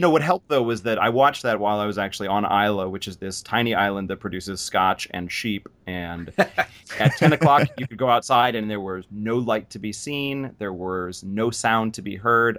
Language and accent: English; United States; as an American